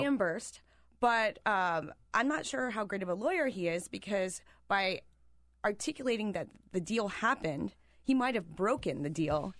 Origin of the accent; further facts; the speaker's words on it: Pennsylvania, United States; moved away; I am from Pennsylvania